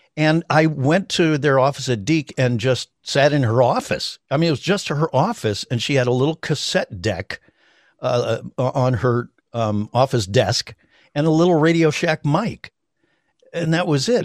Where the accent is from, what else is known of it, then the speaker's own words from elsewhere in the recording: Cleveland, Ohio, United States; moved away as an adult; now in Los Angeles, United States; I grew up in Cleveland.